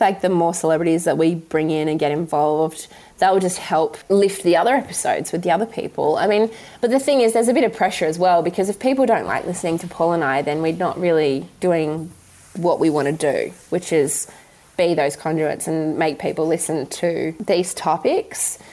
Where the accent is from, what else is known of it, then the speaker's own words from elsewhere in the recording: Western Australia, Australia; I grew up in West Australia